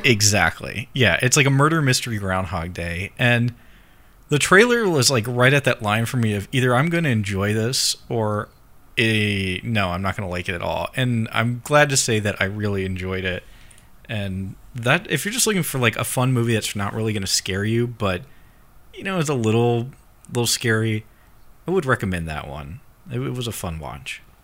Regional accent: United States; being American

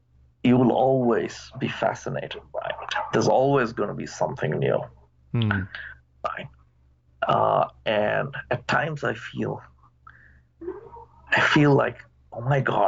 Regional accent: India; now in United States; When I moved 30 years ago from India to the US, we used to make a phone call only once a week

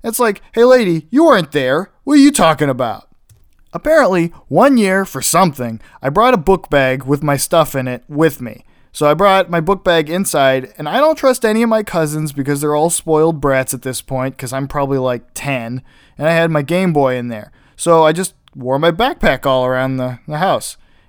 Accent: Illinois, United States; also born or lived in Pittsburgh, Pennsylvania / Ohio / South Carolina; I was born in Pittsburgh, and that's where a majority of my family still lives, which over time we have moved farther and farther away from. We moved to Ohio, then we moved to South Carolina, then back to Ohio, and then we've lived in Illinois since I was about 10.

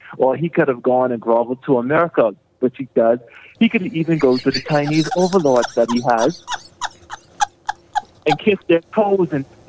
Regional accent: Nassau, New Providence, Bahamas; I am born and bred in Nassau, Bahamas.

